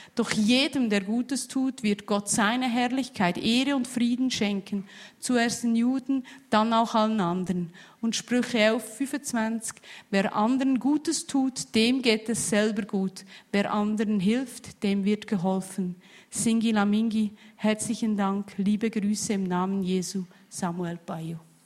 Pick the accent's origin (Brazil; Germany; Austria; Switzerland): Switzerland; als Schweizer